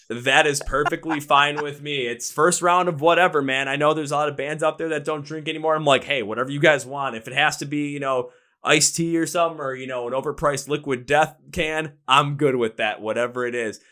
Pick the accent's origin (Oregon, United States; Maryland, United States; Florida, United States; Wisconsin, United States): Wisconsin, United States; Milwaukee; also born or lived in Minnesota; I'm from Milwaukee, Wisconsin. That's where I live.